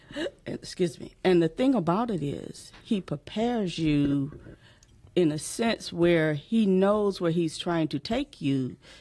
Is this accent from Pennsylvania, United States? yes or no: no; Mississippi, United States; now in Michigan, United States